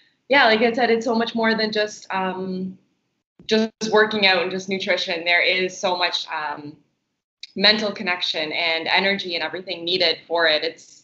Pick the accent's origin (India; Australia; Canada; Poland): Canada; So because I'm from Canada, I was able to travel to Cuba a lot.